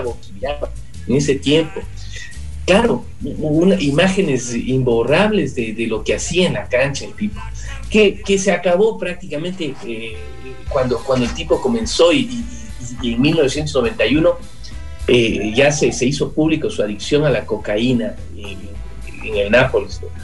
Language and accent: Spanish; Ecuador; los ecuatorianos nos sentíamos como que representados